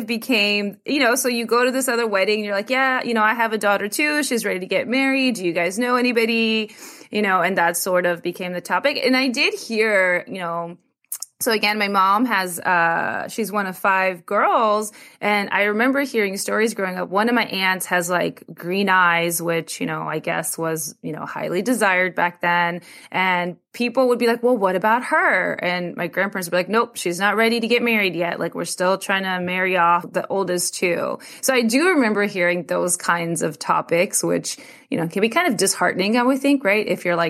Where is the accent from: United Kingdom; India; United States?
India; I'm like Indian, so I just assume everybody knows. Like, yeah, of course it was an arranged marriage.